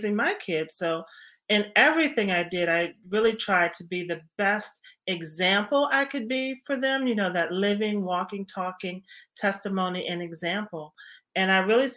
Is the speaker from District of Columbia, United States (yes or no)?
yes; Washington, District of Columbia, United States; born or raised there